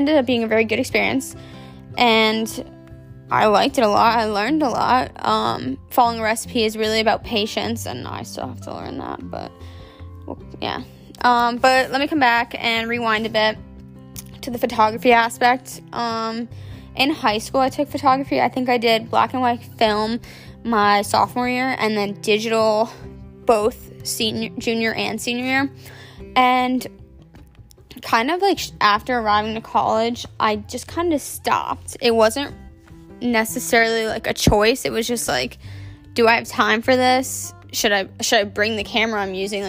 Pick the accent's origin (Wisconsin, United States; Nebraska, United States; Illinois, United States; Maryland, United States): Maryland, United States; also born or lived in Delaware; I'm from Maryland, born and raised. I've lived there my whole life